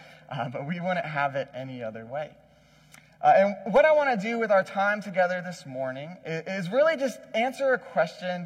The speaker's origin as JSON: {"language": "English", "town": "Wilmington", "region": "North Carolina", "country": "United States", "tie": "born or raised there", "also_born_or_lived": "New York", "moved": "yes", "said": "I am actually from Wilmington. I grew up in this area. Technically, I was born in New York, lived there for a couple years. We moved here back in like 1994. I was like 3"}